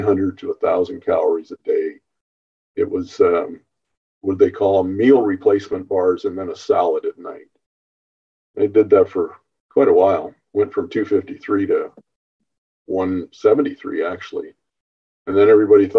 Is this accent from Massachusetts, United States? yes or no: no; Northern California, United States; born and raised in Northern California